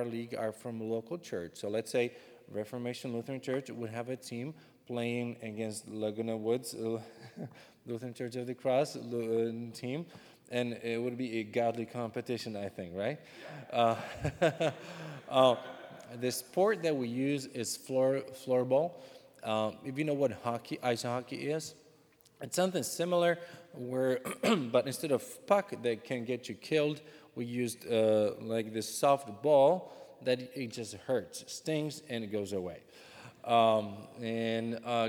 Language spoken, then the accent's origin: English; Czechia; English is a second language; moved away as an adult; now in Ukraine; I'm actually not an American. I am from the Czech Republic, but I speak some English